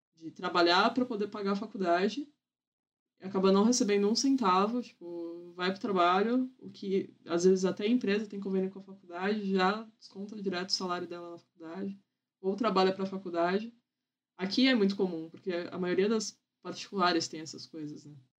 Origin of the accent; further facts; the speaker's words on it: Santos, São Paulo, Brazil; Eu nasci, fui criada em Santos.